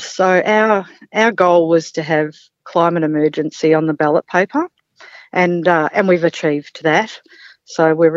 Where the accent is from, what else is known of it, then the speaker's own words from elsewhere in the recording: Mornington Peninsula, Victoria, Australia; moved away as an adult; now in Gunbower, Australia; I grew up on the Mornington Peninsula, and in my early 20s, I moved up here